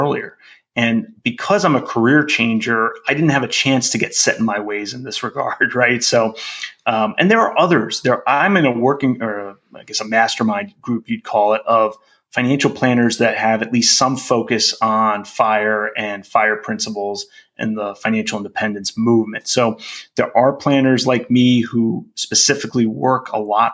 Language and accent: English; East Coast, United States; moved away as an adult; I grew up on the East Coast and lived on the East Coast most of my life. Moved out here